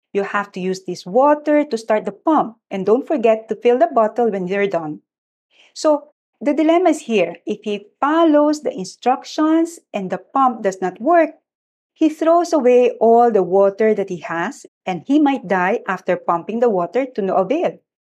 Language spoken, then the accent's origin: English; Malolos, Central Luzon, Philippines; moved away as an adult; I come from Malolos, which was not yet a city then, very rustic place. And in our house, we have a water pump